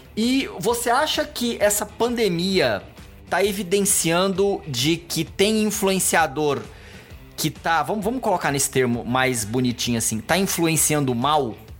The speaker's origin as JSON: {"language": "Portuguese", "town": "Goiânia", "region": "Goiás", "country": "Brazil", "tie": "born or raised there", "moved": "as an adult", "lives_now": "São Paulo, Brazil", "said": "Eu, eu nasci aqui em São Paulo, mas quando eu era pequeno eu fui morar em Goiânia"}